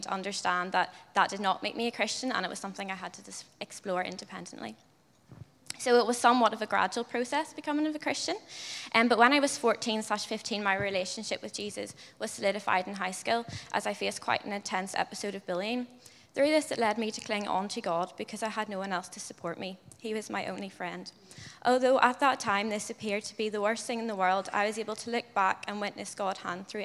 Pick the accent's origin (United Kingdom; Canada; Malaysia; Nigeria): United Kingdom; Ballyclare, Northern Ireland; moved away as an adult; now in Dublin, Ireland; I'm from Ballyclare in County Antrim, Northern Ireland. And I moved to Dublin last year to study history at Trinity.